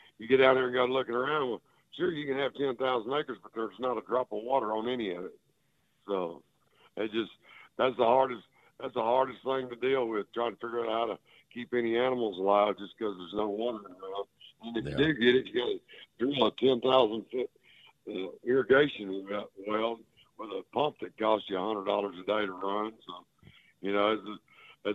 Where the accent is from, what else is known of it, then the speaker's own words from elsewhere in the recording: Texas, United States; where I grew up down here in Texas